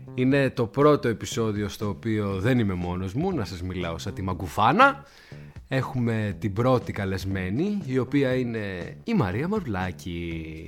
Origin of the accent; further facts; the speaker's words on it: Athens, Attica, Greece; ένα παιδί που μεγάλωσε στην Αθήνα